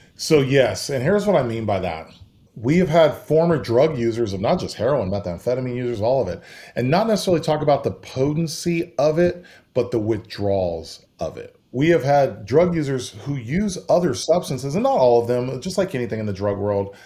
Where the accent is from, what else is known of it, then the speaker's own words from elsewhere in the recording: California, United States; moved away as an adult; also born or lived in Idaho; now in Texas, United States; I grew up in California